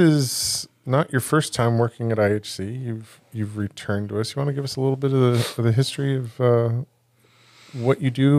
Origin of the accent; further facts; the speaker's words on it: California, United States; I'm like happy that there's rain, but as a Californian, I'm a little freaked out by all the rain.